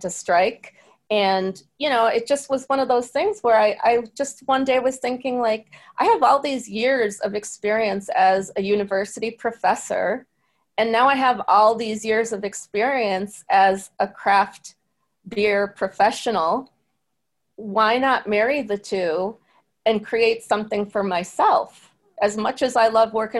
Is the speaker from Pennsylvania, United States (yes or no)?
no; Syracuse, New York, United States; I'm from an Irish American town like Syracuse